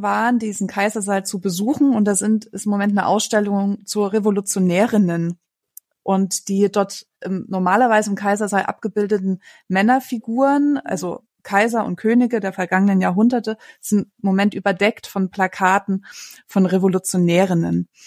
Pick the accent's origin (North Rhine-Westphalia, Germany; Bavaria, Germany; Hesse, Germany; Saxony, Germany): Hesse, Germany; Frankfurt; Bei uns in Frankfurt